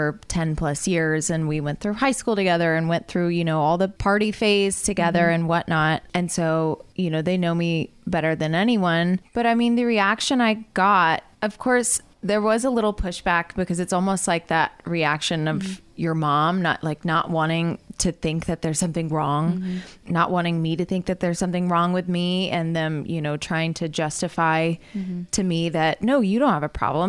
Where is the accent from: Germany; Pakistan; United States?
United States; the South; I grew up in the South as a woman